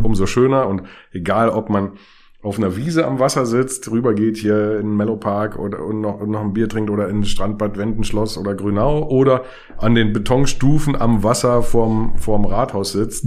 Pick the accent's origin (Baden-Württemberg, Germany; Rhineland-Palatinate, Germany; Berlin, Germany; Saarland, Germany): Berlin, Germany; born or raised there; also born or lived in England